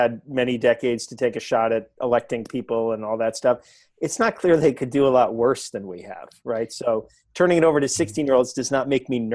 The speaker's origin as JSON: {"language": "English", "area": "Westchester County", "region": "New York", "country": "United States", "tie": "born or raised there", "said": "I grew up in Westchester County in New York"}